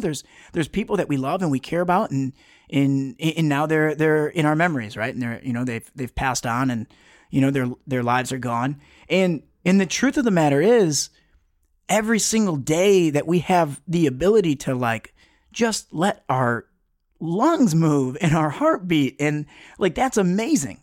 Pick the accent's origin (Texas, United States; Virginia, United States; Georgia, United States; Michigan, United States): Michigan, United States; Detroit; I grew up in, you know, I'm originally from Metro Detroit on the, uh, just outside of Southwest Detroit